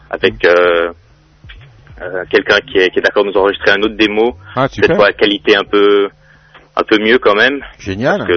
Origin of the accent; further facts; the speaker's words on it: Switzerland; On est en, de la Suisse, un peu partout de la Suisse, en fait.